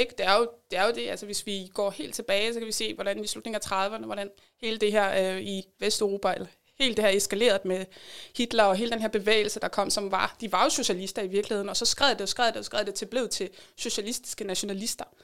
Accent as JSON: {"language": "Danish", "country": "Denmark", "said": "vores identitet som danskere"}